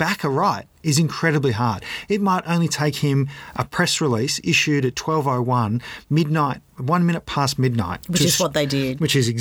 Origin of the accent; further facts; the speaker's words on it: Australia; I'm Australian